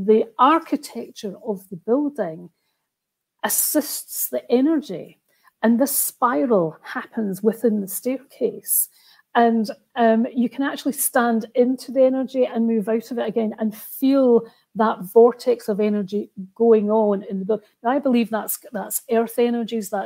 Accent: Roslin, Scotland, United Kingdom; also born or lived in Edinburgh; I'm from Roslyn and used to play in the famous chapel at lunchtime from school, from primary school.

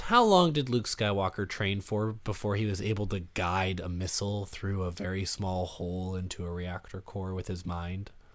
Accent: Canada; I talk weird. It's 'cause I'm from Canada.

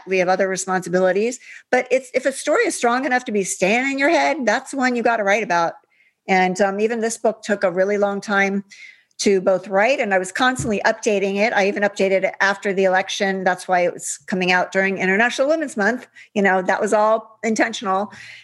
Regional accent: Upper Arlington, Ohio, United States; I grew up in Ohio.

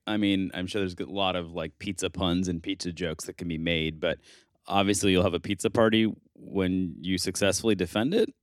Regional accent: Buffalo, New York, United States; moved away; I grew up in Buffalo

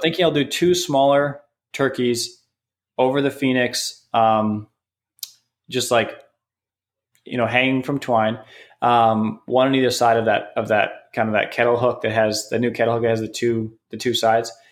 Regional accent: Canada; now in United States; I'm from Canada

